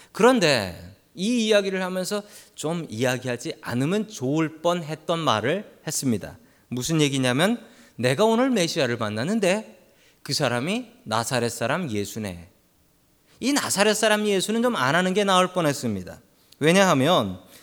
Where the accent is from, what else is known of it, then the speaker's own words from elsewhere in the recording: Seoul, South Korea; moved away as an adult; now in San Francisco, United States; 저는 서울에서 태어났고 그리고 서울 바깥을 벗어난 적이 없으며 학교도 서울에서만 다녔고